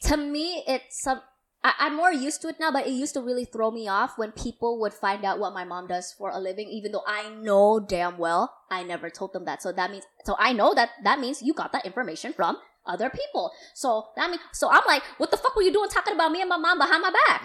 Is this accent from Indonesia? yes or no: yes; Jakarta, Indonesia; I grew up in Pandakinda